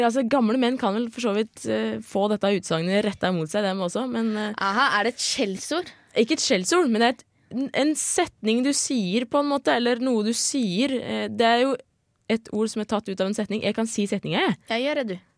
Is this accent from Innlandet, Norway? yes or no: no; Nordland, Norway; accent: Sømna dialect; jeg skal prøve på noe som jeg faktisk kanskje tror at vi har, men det her er egentlig fra Sømna-dialekta.